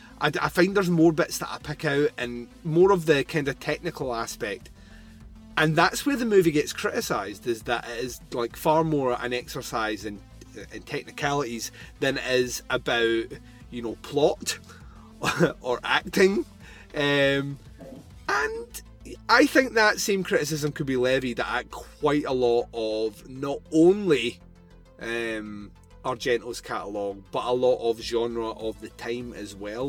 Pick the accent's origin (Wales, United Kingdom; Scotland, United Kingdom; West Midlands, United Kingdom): Scotland, United Kingdom; I'm Scottish